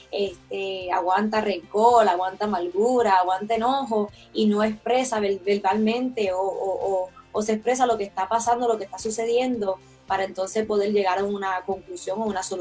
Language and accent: Spanish; Toa Alta, Puerto Rico; also born or lived in Río Piedras; now in Lebanon, United States; nací en Río Piedras, Puerto Rico, soy de Toalta Alta, pero actualmente vivo en Lebanon, Pensilvania.